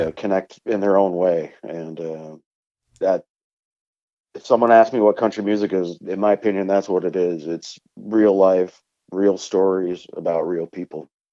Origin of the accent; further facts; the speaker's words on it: Vermont, United States; up here in my home state of Vermont.